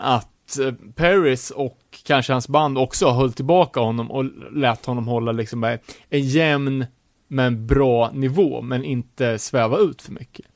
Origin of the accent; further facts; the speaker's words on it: Sweden; här sitter vi som svenskar, världens mest sekulariserade land